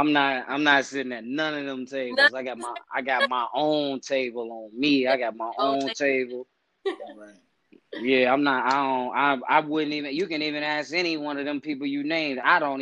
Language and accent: English; Chicago, Illinois, United States; people never think I'm from Chicago. Like, they think I'm from everywhere else but there, you know, because they say my style, my demeanor, my how I talk and shit like that. But then once I tell them I'm from the West Side